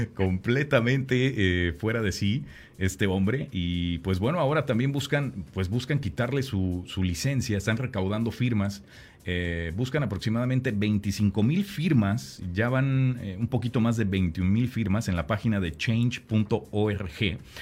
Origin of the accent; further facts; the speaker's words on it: Mexico; now in San Antonio, United States; yo nací aquí en, San Antonio, pero cuando llegué a vivir a, a, San Antonio, ¿no? Porque yo crecí en México